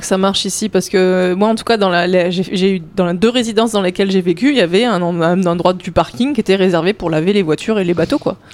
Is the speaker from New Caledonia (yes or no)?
yes; New Caledonia; j'ai grandi euh, en Nouvelle-Calédonie